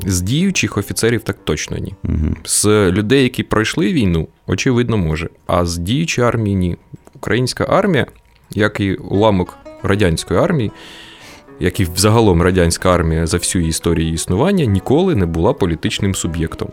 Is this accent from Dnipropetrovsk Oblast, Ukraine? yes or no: yes; Kryvyi Rih, Dnipropetrovsk Oblast, Ukraine; moved away; Я народився і виріс у Кривому Розі